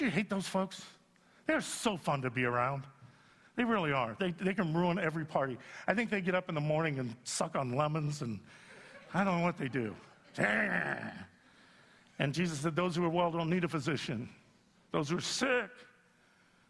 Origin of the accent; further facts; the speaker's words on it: Youngstown, Ohio, United States; moved away; I had to go back to Youngstown, Ohio, my hometown